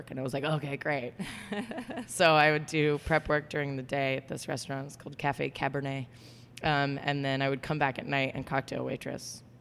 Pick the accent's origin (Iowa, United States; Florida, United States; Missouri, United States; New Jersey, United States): Florida, United States; moved away as an adult; also born or lived in New York; now in California, United States; I'm from Florida.